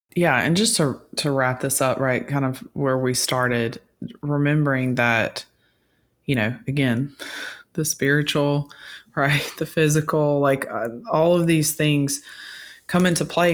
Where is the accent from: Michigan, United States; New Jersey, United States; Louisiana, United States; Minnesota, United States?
Louisiana, United States; I grew up in Louisiana hunting